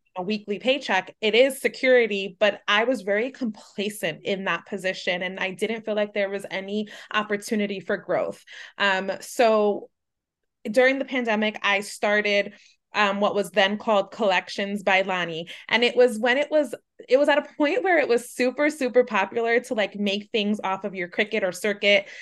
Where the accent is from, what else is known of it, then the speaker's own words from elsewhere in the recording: New York City, New York, United States; a Latina growing up in New York City